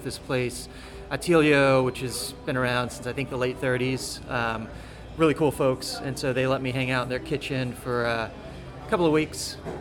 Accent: Copperas Cove, Texas, United States; now in Austin, United States; I grew up in this little town called Coppers Cove

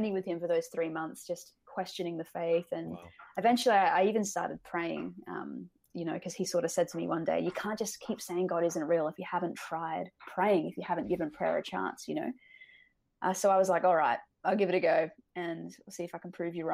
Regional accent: Australia; also born or lived in Canada; I'm Australian

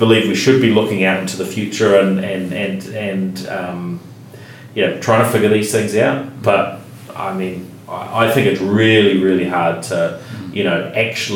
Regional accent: Christchurch, Canterbury, New Zealand; when I was growing up in Christchurch, if I could get online here, I had a dial-up, modem, living not too far from where we're sitting now

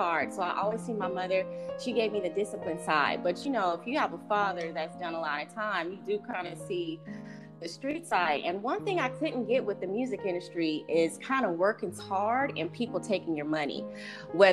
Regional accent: Los Angeles, California, United States; also born or lived in Cerritos / Bellflower; I grew up in Los Angeles County, all over. Went to high school in Cerritos, lived in the jungles.

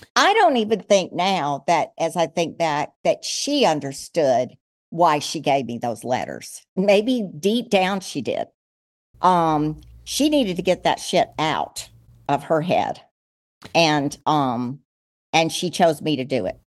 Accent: El Paso, Texas, United States; also born or lived in San Antonio / Ole Miss (Mississippi); I was born in El Paso, so I'm a Texan

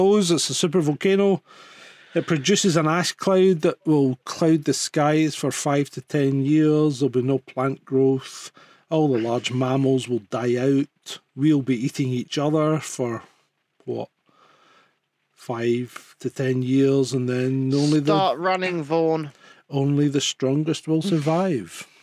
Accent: Scotland, United Kingdom; accent: Scottish; being Scottish

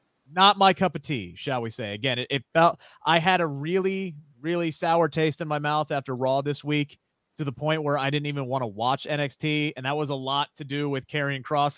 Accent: Ohio, United States; here in my home state of Ohio

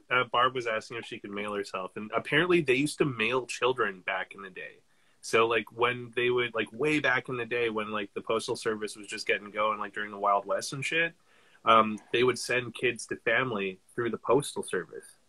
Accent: Canada; we're Canadian

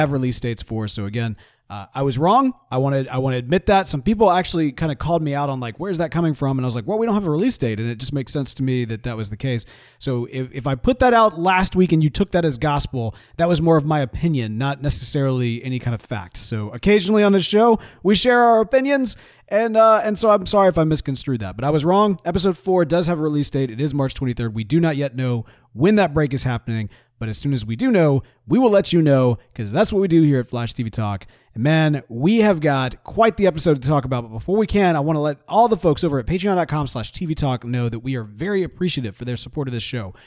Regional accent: United States; I'm an American

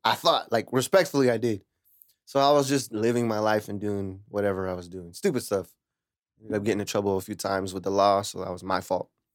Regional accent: Lemoore, California, United States; moved away as an adult; also born or lived in Hanford; now in Huron, United States; I'm originally from Lamore. I grew up in Lamore till I was eighteen, and then I moved to here and I live with my mama

